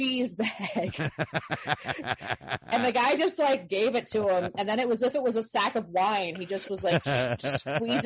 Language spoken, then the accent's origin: English; East Coast, United States; now in Los Angeles, United States; I grew up on the East Coast